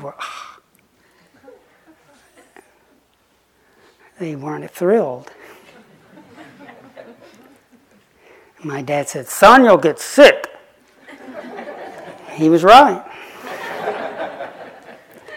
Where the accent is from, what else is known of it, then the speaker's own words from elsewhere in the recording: the Bible Belt, United States; moved away as an adult; also born or lived in Oxford; I grew up in the Bible Belt